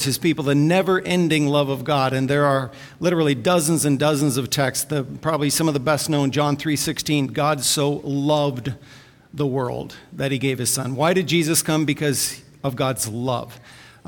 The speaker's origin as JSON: {"language": "English", "town": "Vancouver", "region": "British Columbia", "country": "Canada", "said": "I'm from Vancouver"}